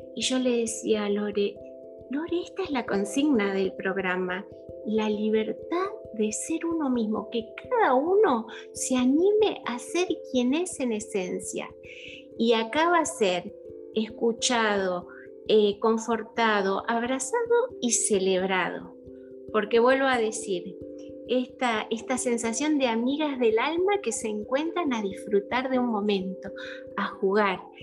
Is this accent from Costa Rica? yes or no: no; Mendoza, Argentina; moved away as an adult; also born or lived in La Plata / Houston / Mexico / Venezuela; now in Miami, United States; nací en Mendoza, eh, después de grandes eh, nos fuimos a vivir a La Plata